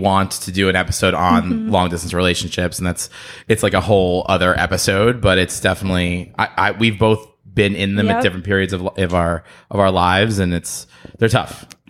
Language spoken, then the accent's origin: English; Philadelphia, Pennsylvania, United States; that's like my hometown. First of all, my hometown. Yeah. So go Eagles, go Birds.